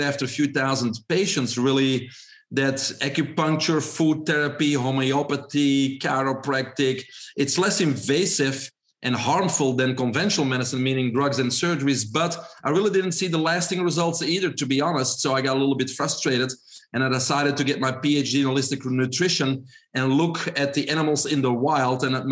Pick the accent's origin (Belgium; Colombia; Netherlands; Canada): Belgium; English is a second language; moved away as an adult; also born or lived in Brussels; now in United States; probably everybody can hear my accent. I'm originally from Belgium.